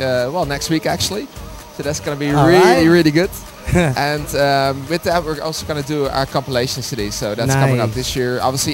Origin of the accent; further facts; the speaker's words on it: Netherlands; I'm from Holland, you know.